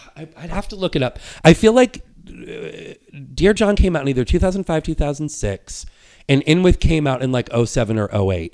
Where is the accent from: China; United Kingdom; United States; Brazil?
United States; New Hampshire; when I was a, a kid and a teenager growing up in New Hampshire